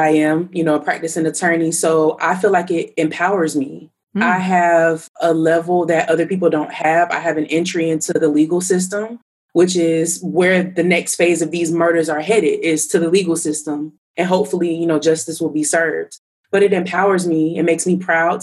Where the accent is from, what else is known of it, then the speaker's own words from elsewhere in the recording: Tallahassee, Florida, United States; I went to an all-Black private Christian school growing up in Tallahassee